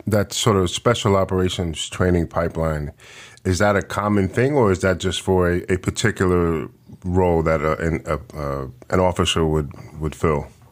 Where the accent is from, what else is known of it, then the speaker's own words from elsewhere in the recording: New York City, New York, United States; moved away; also born or lived in the Bronx; I'm from Washington Heights originally